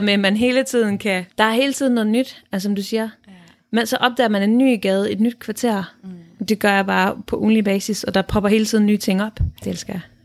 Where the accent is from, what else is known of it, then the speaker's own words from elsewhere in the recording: Denmark; moved away as an adult; vi oplever at bo i udlandet som danskere